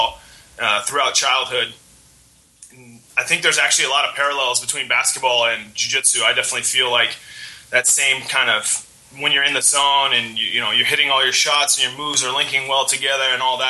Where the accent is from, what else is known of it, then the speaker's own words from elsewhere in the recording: Oregon, United States; I'm from Oregon. I've been raised out here and I've lived in Oregon my whole life